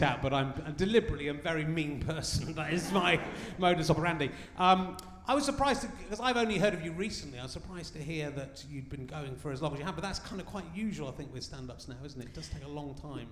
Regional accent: Pocklington, Yorkshire and the Humber, United Kingdom; I'm a Yorkshireman as well

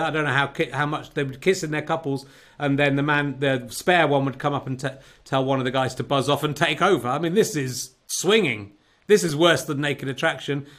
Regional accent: Cheddar, South West England, United Kingdom; moved away; also born or lived in Yorkshire; back in Cheddar doing this uh, from my childhood home

